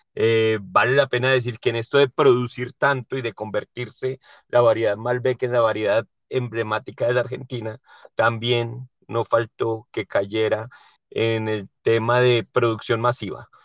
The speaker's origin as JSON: {"language": "Spanish", "country": "Colombia", "said": "como colombiano y que me encantan los sabores de Colombia"}